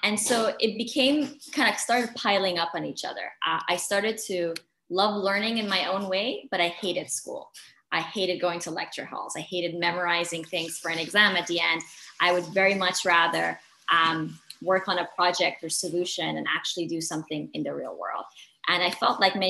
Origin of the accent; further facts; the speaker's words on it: Dubai, United Arab Emirates; I grew up in Dubai, the UAE, which is where I am right now.